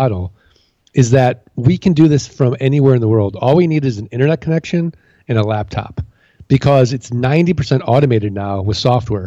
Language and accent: English; St. Louis, Missouri, United States